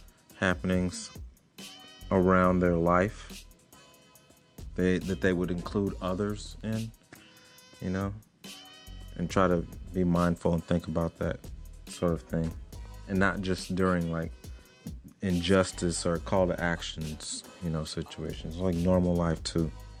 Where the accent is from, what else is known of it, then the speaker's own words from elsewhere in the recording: Fort Campbell, Kentucky, United States; born there; now in Portland, United States; age 38. I was born in Fort Campbell, Kentucky. I live in Portland, Oregon now.